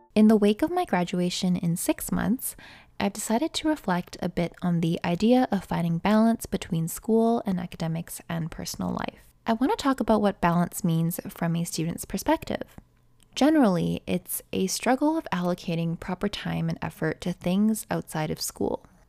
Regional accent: Canada; I'm a Canadian nursing student

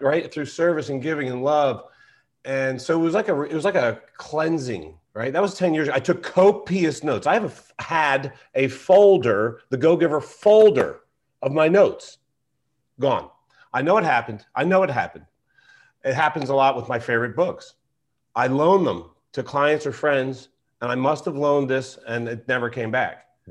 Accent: Philadelphia, Pennsylvania, United States; I'm from Philadelphia

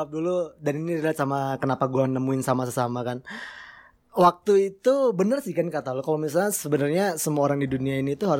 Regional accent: Bandung, West Java, Indonesia; now in Malang, Indonesia; Gue asli Bandung. Kenapa lo masih di Malang? Kenapa masih di Malang? Karena rezeki gue di sini.

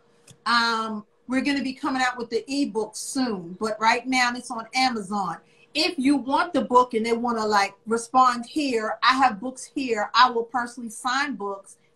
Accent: New York City, New York, United States; moved away as an adult; also born or lived in Virginia; now in Richmond, United States; I am originally from New York. I was born in Spanish Harlem. I'm just a city girl

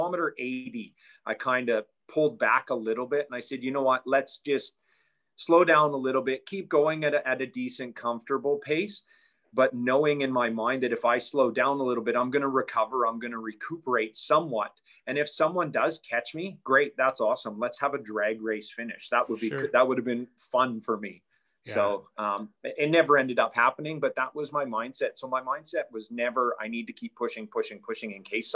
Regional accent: Canada; growing up in Canada, I played hockey my whole life

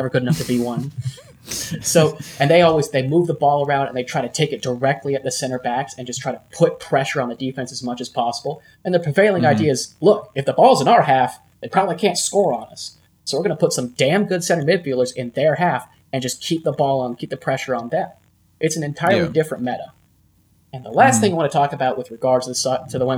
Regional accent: United States; we're American

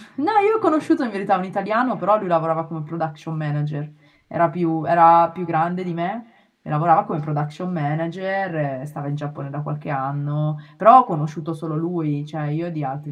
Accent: Milan, Lombardy, Italy; moved away as an adult; now in Japan; io sono di Milano, ho fatto il liceo classico

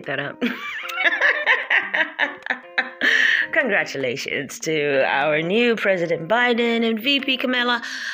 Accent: New York, United States; I am a New Yorker and I am an American

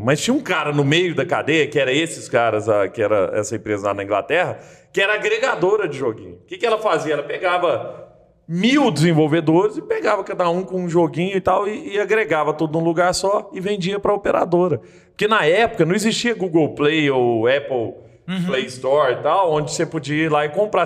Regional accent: Araguari, Minas Gerais, Brazil; also born or lived in Rio de Janeiro; now in Belo Horizonte, Brazil; eu sou de Araguari no Triângulo Mineiro

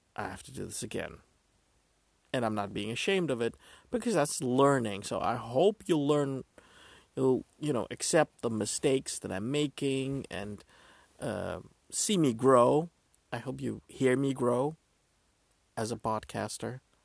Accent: Netherlands; I'm from the Netherlands, so we celebrate the second day of Christmas

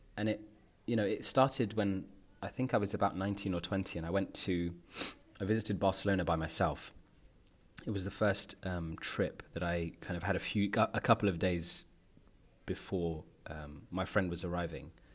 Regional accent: London, United Kingdom; moved away as an adult; now in Netherlands; I grew up in North London

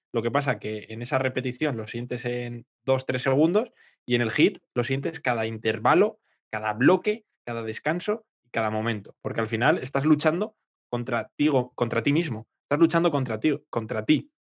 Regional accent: Aranda de Duero, Castile and León, Spain; moved away; yo me voy a mi pueblo, ahí Aranda, que tengo el Duero

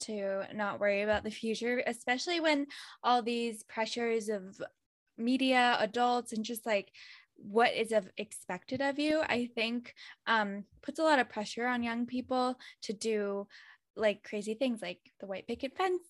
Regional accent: Boston, Massachusetts, United States; also born or lived in Jiangxi, China; I'm from Boston

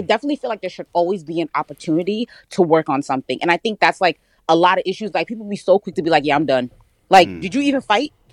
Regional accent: New Jersey, United States; also born or lived in New York; I'm from Jersey. Spent a lot of time in New York though, but I'm from North Jersey

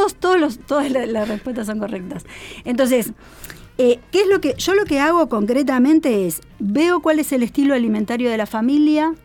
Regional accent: Uruguay; moved away; also born or lived in Argentina; yo soy uruguaya, viví 25 años en, en Argentina.

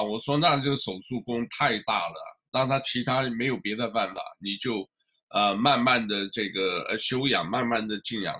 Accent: Taiwan; 我应该是属于第三个吧，你是台湾人也是中国人

